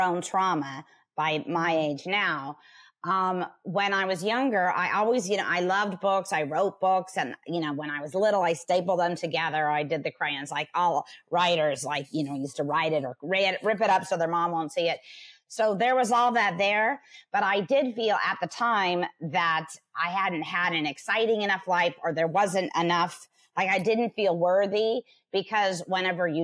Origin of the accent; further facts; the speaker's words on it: Huntington Beach, California, United States; also born or lived in Los Angeles; I was born and raised in Huntington Beach, California, which is in Orange County